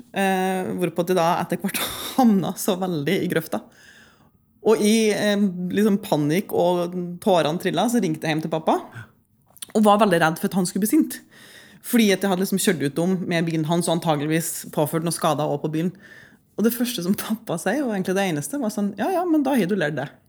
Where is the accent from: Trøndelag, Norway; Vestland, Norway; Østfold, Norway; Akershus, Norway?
Trøndelag, Norway; Lierne; bodde jo og vokste opp på en ganske hva skal jeg si, eh, avsidesliggende plass eh, hjemme i Lierne